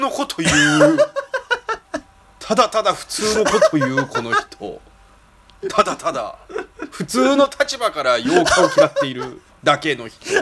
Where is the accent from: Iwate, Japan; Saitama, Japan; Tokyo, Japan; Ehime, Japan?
Tokyo, Japan; also born or lived in Nagoya; 俺が仕事辞めて地元に帰ってきた東京に帰ってきた27歳だから